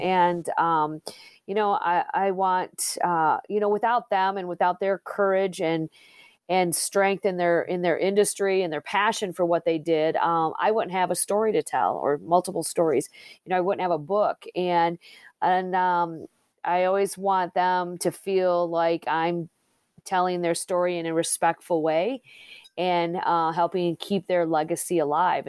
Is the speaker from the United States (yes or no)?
yes; Plainwell, Michigan, United States; was born and raised in Southwest Michigan, down in Plainwell